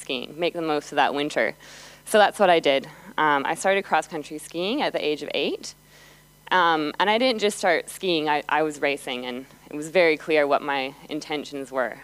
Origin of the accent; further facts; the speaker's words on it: Calgary, Alberta, Canada; Calgary, and that's my hometown, that's where I grew up.